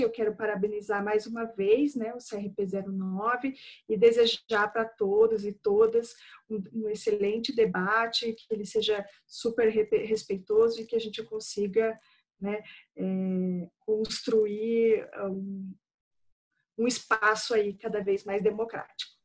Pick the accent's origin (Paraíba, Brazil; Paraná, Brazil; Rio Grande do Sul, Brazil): Paraná, Brazil; Curitiba; Sou daqui de Curitiba